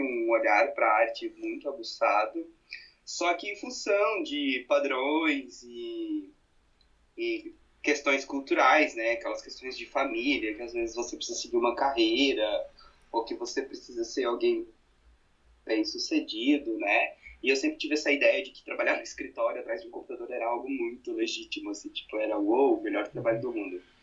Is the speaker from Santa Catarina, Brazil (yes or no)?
yes; Brusque, Santa Catarina, Brazil; moved away as an adult; now in Blumenau, Brazil; Sou natural de Brusque, sou um brusquense, mas atualmente moro em Blumenau já fazem praticamente é, seis anos